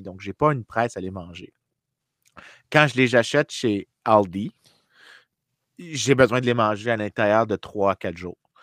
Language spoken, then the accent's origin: French; Saint-Lambert, Quebec, Canada; j'ai grandi dans la Grande République de Saint-Lambert